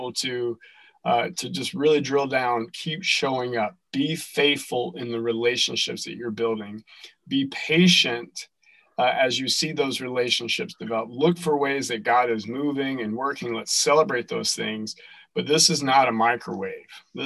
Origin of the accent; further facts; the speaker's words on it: North Carolina, United States; moved away as an adult; now in Dearborn, United States; I'm from North Carolina originally